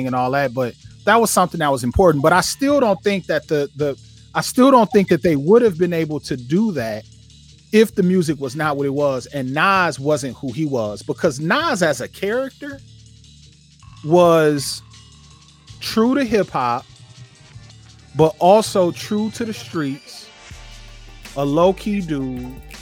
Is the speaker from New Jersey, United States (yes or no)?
no; Flint, Michigan, United States; I grew up in Flint. Flint, 130,000 people, 50 minutes north of Detroit